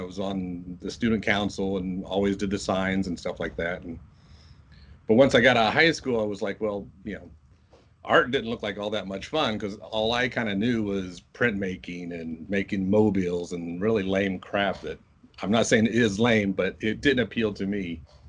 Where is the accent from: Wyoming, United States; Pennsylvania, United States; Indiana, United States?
Indiana, United States; Muncie; Indiana, Muncie, Indiana.